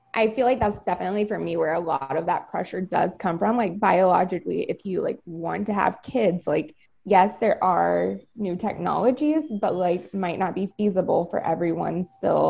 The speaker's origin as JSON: {"language": "English", "region": "the South", "country": "United States", "said": "I'm also from the South"}